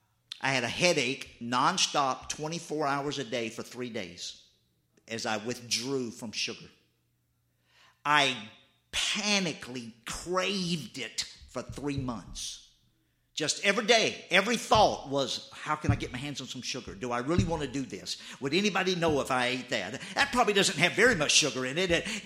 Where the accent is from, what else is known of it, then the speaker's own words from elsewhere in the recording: the South, United States; I mean, I grew up in the South. My mother, she didn't make sweet tea.